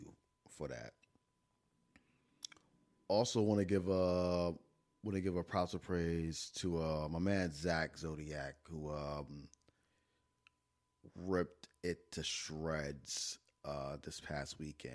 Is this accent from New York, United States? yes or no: yes; New York, United States; born and raised in New York, used to the finest of bodega coffees